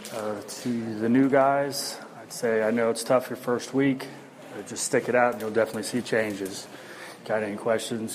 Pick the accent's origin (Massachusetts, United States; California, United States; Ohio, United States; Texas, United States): Ohio, United States; Westboro; I'm from Westboro, Ohio